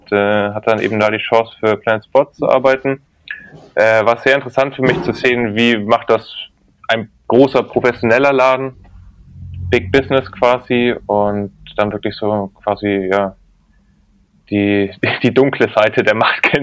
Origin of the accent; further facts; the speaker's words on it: Bavaria, Germany; now in St. Peter-Ording, Germany; ich bin äh, ursprünglich tatsächlich eine Franke komme aus Mittelfranken, äh, Nürnberg, bei Nürnberg in einem Dorf groß geworden.